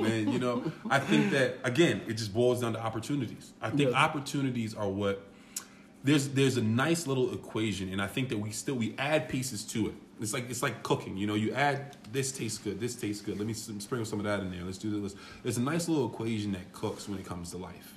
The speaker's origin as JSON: {"language": "English", "region": "New York", "country": "United States", "tie": "born or raised there", "said": "I'm a kid from New York"}